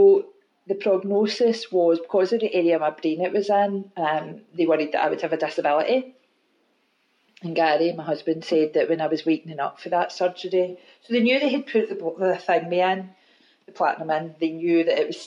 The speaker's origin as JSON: {"language": "English", "town": "Glasgow", "region": "Scotland", "country": "United Kingdom", "tie": "born or raised there", "also_born_or_lived": "Maryhill, Glasgow", "said": "I was brought up in Govan"}